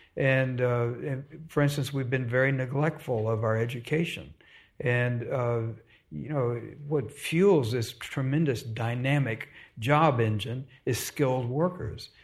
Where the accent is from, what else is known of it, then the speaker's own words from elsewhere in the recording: Dallas, Texas, United States; also born or lived in Austin; I grew up in Dallas